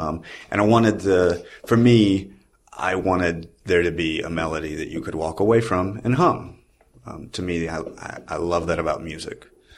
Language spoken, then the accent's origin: English; the South, United States; I'm from the South, and it makes me feel like going home.